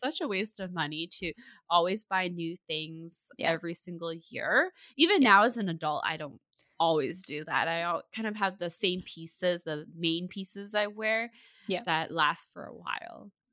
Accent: Burnaby, British Columbia, Canada; born and raised in Burnaby

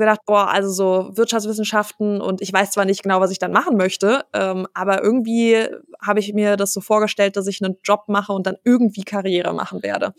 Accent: Wiesbaden, Hesse, Germany; also born or lived in Aachen / Dinslaken; ich bin geboren in Aachen, dann haben mhm. wir eine Zeit in Dienstlaken gewohnt und ähm, als ich acht war, sind wir nach Wiesbaden gezogen

